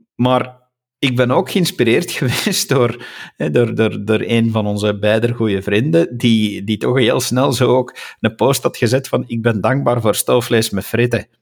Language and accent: Dutch; Flanders, Belgium; first language Dutch; als Vlaming